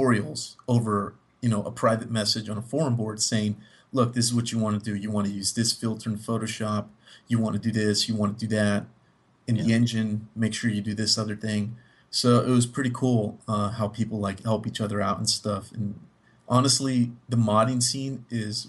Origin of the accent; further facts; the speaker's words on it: Miami, Florida, United States; moved away as an adult; now in Texas, United States; I'm from Miami